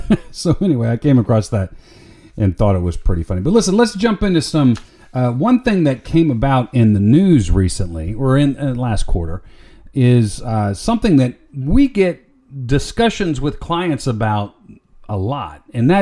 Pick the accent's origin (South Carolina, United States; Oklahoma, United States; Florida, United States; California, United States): Florida, United States; moved away; Most of you know I grew up down in Florida. I still have family down there.